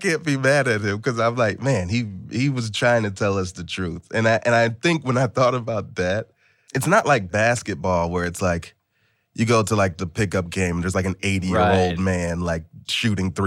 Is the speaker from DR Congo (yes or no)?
no; Atlanta, Georgia, United States; I grew up in Atlanta and spent like a good part of my formative years out there